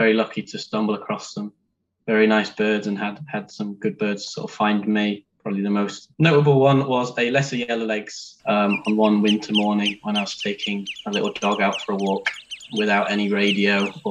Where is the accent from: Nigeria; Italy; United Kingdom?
United Kingdom; Harrogate, Yorkshire and the Humber; I grew up in Harrogate, which is very near the red kite release site.